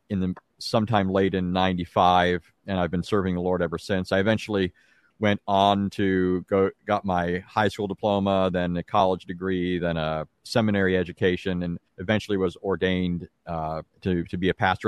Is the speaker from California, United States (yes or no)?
yes; Santa Ana, California, United States; also born or lived in Anaheim, California; now in Greenville, United States; I was actually born and raised in Southern California. I was born in an Anaheim hospital. We lived in Santa Ana.